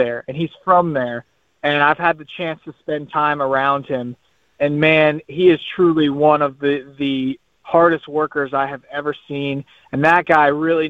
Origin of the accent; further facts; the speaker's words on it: Louisville, Kentucky, United States; I'm from Louisville, Kentucky, which is where Muhammad Ali obviously spent a lot of his years